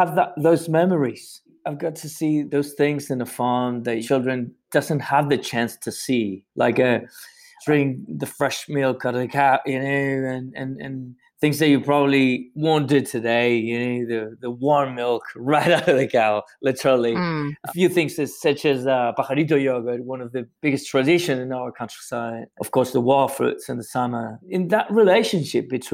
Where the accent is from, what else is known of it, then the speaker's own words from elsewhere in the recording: Santiago, Santiago Metropolitan Region, Chile; I grew up in Santiago, you know, which is the capital in Chile